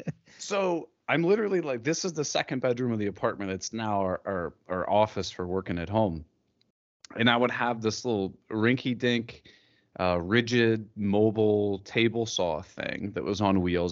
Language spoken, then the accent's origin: English; Columbus, Ohio, United States; I'm from Columbus, Ohio, which is like right in the middle of Ohio